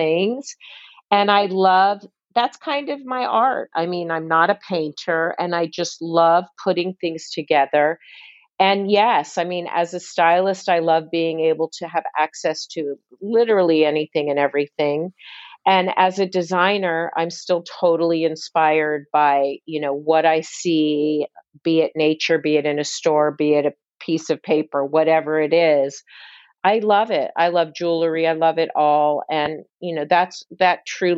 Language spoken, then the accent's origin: English; Columbus, Cincinnati, Ohio, United States; moved away as an adult; also born or lived in Midwest; now in New York, United States; I was born in Columbus and really grew up because those teenage years were Cincinnati.